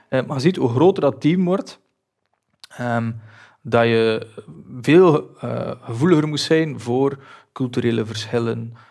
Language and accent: Dutch; Belgium; wij als Belgen